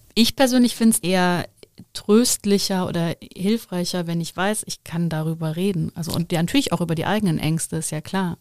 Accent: Overath, North Rhine-Westphalia, Germany; ich bin auch sehr christlich aufgewachsen, sehr katholisch im Bergischen, im Dorf

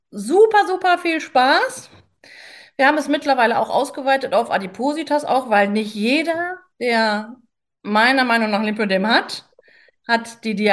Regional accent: Paderborn, North Rhine-Westphalia, Germany; ich komme aus Paderborn, bin 47 mittlerweile

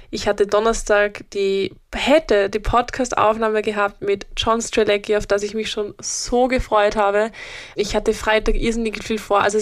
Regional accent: Upper Austria, Austria; ich komme ja aus Oberösterreich, das ist ein Bundesland in Österreich und habe dort meine ganze Familie

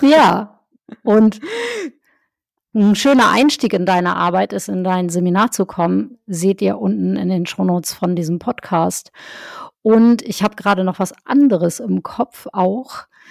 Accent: Northern Germany, Germany; Ich bin ja in, im Norddeutschland aufgewachsen

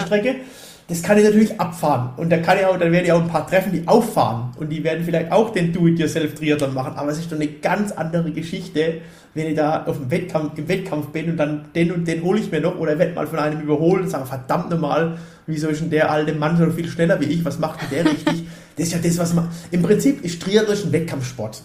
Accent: Ubstadt-Weiher, Baden-Württemberg, Germany; ich komme aus, aus Upstadt-Weiher, Wer sich ein bisschen auskennt, das ist vom Hockenheimring 20 Kilometer weg. So, somit gehört der Hockenheimring auch so ein bisschen zu meiner, zu meiner Heimat

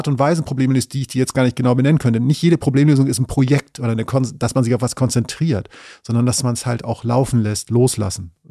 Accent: Northern Germany, Germany; natürlich muss ich als Norddeutscher, und das mache ich auch aus vollem Herzen, mich immer dann eher fürs Meer als für die Berge entscheiden

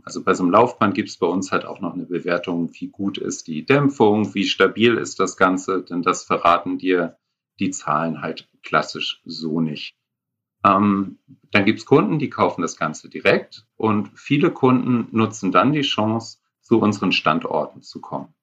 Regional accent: Northern Germany, Germany; als Norddeutsche

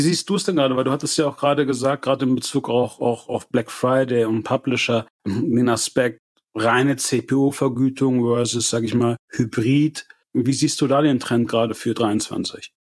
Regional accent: Germany; wir auch als Deutsche

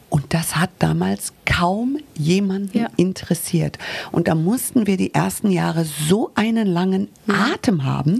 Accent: United States; now in Munich, Germany; ich bin Amerikanerin

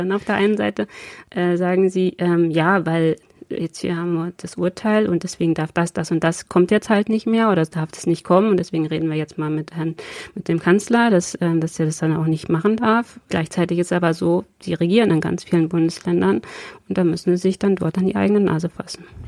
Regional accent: Braunschweig, Lower Saxony, Germany; wir hier in Braunschweig in meiner Heimatstadt

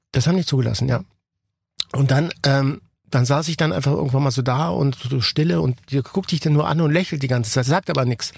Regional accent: Ticino, Switzerland; ich bin ja aus dem Tessin äh, gebürtig

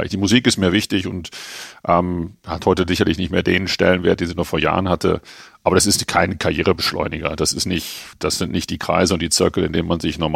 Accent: Germany; now in Herzogenaurach, Germany; Ich bin ja eigentlich in Frankfurt groß geworden oder im Ruhrgebiet groß geworden und Herzogenaurach ist für mich immer so ein bisschen eine Durchgangsstation gewesen.

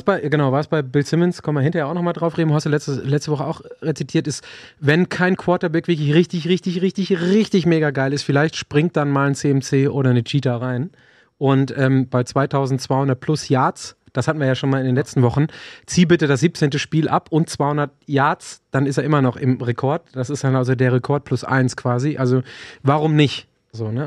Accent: Germany; als Deutscher gewohnt

